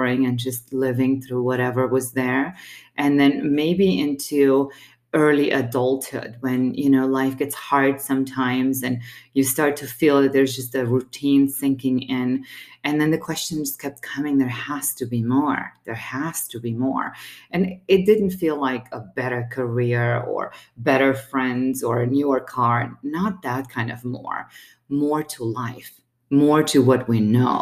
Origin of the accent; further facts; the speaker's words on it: Romania; now in Colorado Springs, United States; I was born and raised in Romania.